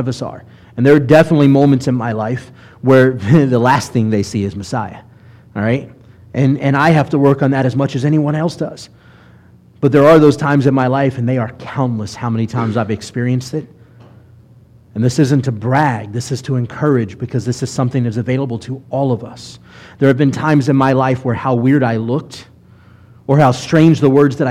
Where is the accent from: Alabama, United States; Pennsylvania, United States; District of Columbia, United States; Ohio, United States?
Alabama, United States; Mobile; I grew up in Mobile for middle school and high school